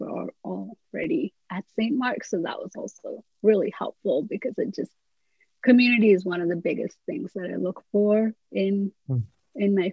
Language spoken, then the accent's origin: English; India; moved away as an adult; also born or lived in England; Growing up in India, my church was just so different